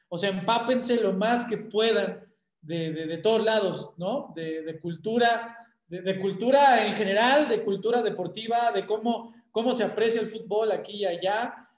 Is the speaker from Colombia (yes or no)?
no; Mexico; como mexicano que soy